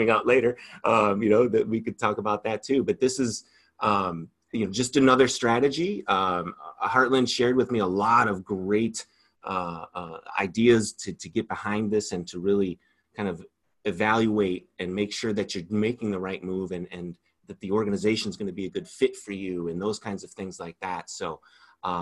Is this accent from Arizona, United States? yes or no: no; Batavia, Illinois, United States; I grew up in Batavia, mm-hmm. Illinois